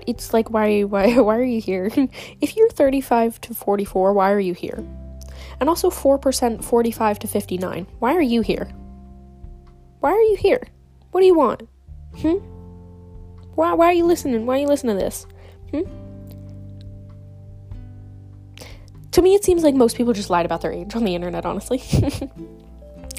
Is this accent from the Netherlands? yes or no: yes; Netherlands; I'm Dutch. I'm Dutch.